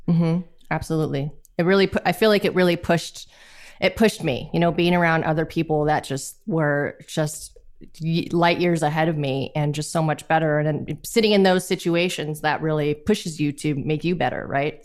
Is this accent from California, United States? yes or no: yes; Los Angeles, California, United States; I am from Los Angeles, California